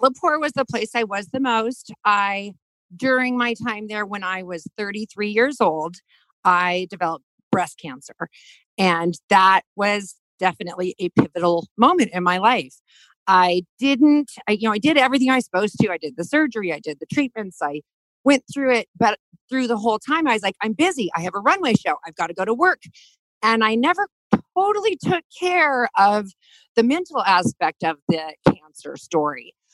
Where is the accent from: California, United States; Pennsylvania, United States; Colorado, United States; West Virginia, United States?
Colorado, United States; Denver; moved away as an adult; also born or lived in Italy; I'm from Park Hill. I went to East High School. And I also went to the Career Education Center. So at 16, during my Denver public school time